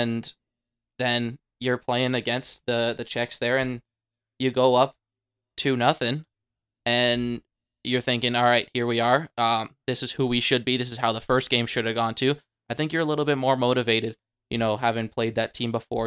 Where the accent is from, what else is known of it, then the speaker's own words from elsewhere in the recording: Canada; being Canadian